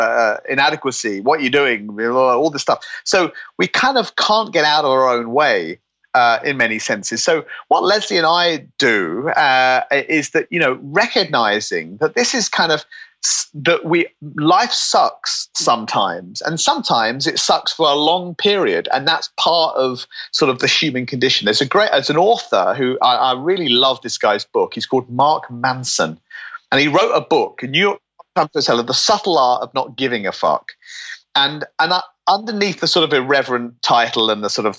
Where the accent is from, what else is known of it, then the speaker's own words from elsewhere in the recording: United Kingdom; I'm British